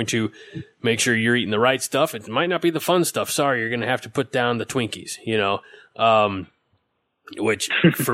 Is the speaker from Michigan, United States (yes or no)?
no; Illinois, United States; moved away; I was from Illinois